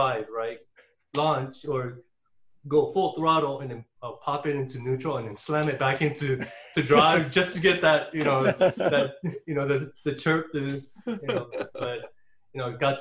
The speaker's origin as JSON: {"language": "English", "town": "Torrance", "region": "California", "country": "United States", "tie": "born or raised there", "also_born_or_lived": "Tustin, California", "said": "I grew up in Torrance, but in 94, my parents moved to Tustin because my father's office was in Irvine"}